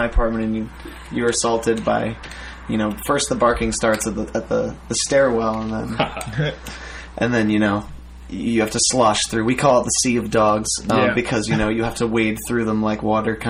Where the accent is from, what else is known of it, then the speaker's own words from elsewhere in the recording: Long Island, New York, United States; moved away as an adult; also born or lived in Plattsburgh; now in Brooklyn, United States; I grew up on Long Island, and so after school, I went back with my girlfriend, and I lived with my parents for a year